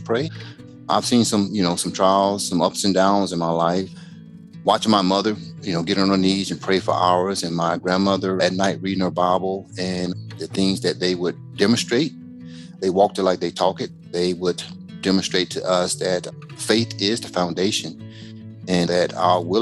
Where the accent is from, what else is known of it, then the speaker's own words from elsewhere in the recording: Macon, Georgia, United States; moved away; I was born and raised in Macon, Georgia